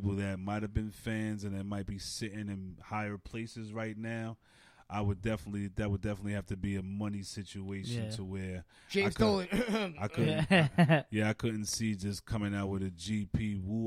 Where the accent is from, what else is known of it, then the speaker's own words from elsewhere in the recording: New York City, New York, United States; I'm from Stapleton, Staten Island